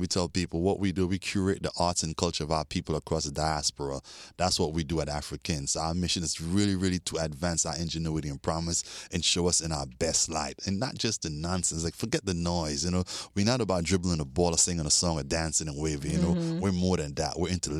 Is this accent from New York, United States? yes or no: yes; New York, United States; also born or lived in Sint Maarten / Europe; now in Miami, United States; But yeah, I was born in the Dutch Caribbean in St. Martin and grew up in New York and Europe as well.